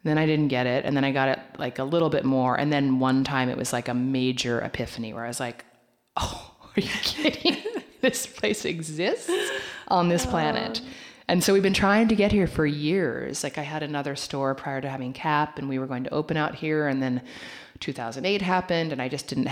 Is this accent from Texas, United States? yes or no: no; Oregon, United States; moved away as an adult; also born or lived in New York; now in Los Angeles, United States; I was raised in Oregon.